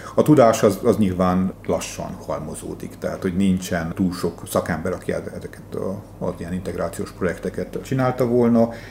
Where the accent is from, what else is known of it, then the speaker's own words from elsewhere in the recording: Székely Land, Romania; én székelyként